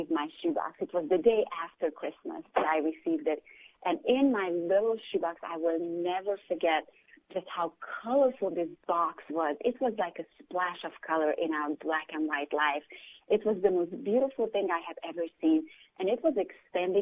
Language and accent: English; Romania; moved away; I grew up during communism in Romania